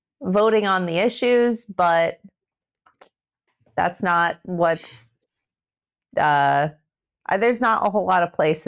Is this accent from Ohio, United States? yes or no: yes; Westlake, Ohio, United States; I'm from Westlake, Ohio, which is a suburb of Cleveland.